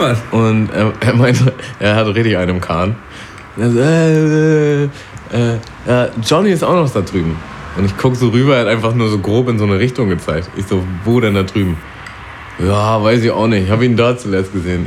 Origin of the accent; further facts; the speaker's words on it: Germany; da wo ich aufgewachsen bin, das war halt schon so ein Vorort und da waren eigentlich auch nur Weiße und äh, ja, also nur Deutsche auch eigentlich. Aber gerade dadurch, dass es auch so nah an Harburg war